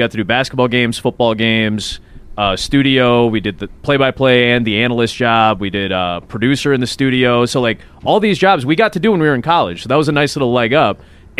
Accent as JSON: {"language": "English", "town": "Chicago", "region": "Illinois", "country": "United States", "said": "Chicago, suburban Chicago."}